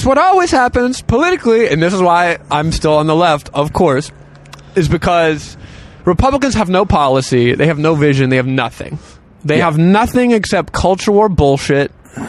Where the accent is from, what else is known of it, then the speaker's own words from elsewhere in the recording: North Carolina, United States; I'm from North Carolina.